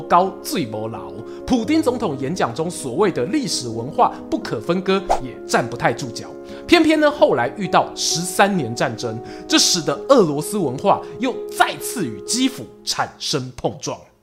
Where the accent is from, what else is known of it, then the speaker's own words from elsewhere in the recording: Taiwan; 作为台湾人